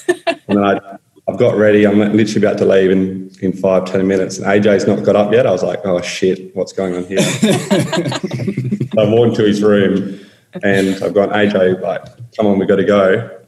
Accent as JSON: {"language": "English", "country": "Australia", "said": "geez, I'm an Australian, why is he trying to help me?"}